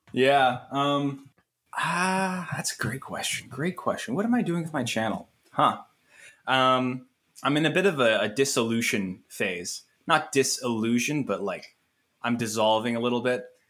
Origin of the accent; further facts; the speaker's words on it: Ottawa, Ontario, Canada; I am now back in my, in, in Ottawa, my hometown, uh, my home city